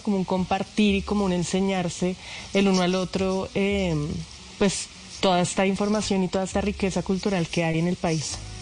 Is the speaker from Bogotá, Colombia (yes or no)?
yes; Bogotá, Colombia; yo soy una cantautora bogotana